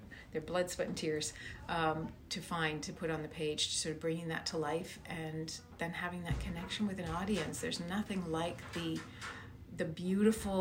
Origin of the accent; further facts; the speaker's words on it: Moncton, New Brunswick, Canada; I was born in Moncton, New Brunswick